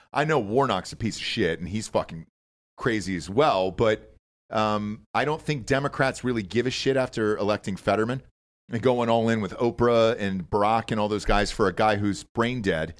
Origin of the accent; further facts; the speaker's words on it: Georgia, United States; now in Austin, Texas, United States; Georgia? It's my home state.